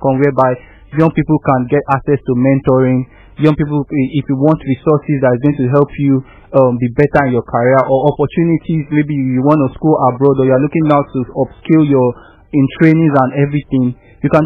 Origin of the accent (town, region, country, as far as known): Nigeria